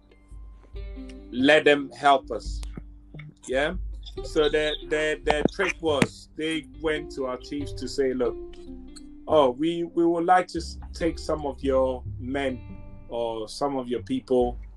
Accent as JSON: {"language": "English", "country": "Ghana", "said": "I'm Ghanaian. I'm from Ghana in Africa"}